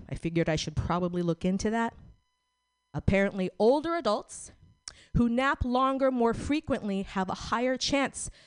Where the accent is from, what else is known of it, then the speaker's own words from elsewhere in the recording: Philippines; I'm Filipino, not Korean.